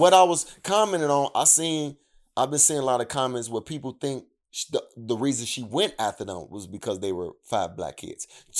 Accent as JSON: {"language": "English", "town": "Chicago", "region": "Illinois", "country": "United States", "tie": "born or raised there", "said": "I grew up on the South Side of Chicago around nothing but black people."}